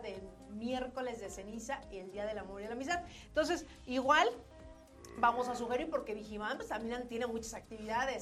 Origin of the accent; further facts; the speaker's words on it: Mexico; como mexicano